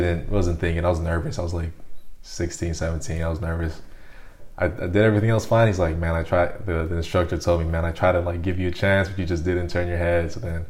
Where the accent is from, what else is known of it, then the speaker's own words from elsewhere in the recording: Honolulu, Hawaii, United States; moved away as an adult; now in Belgium; I grew up in Honolulu.